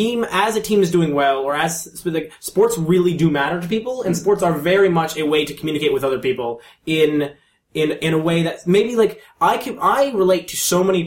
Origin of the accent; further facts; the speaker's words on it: Toronto, Ontario, Canada; it's a bonding technique with the rest of your fellow Torontonians.